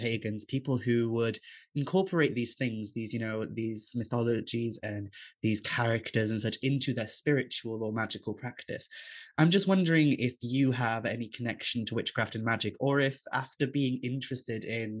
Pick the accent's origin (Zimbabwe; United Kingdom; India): United Kingdom; Wales; I didn't really enjoy being Welsh, which sounds harsh and sounds awful, but growing up in a rural community as like an openly queer person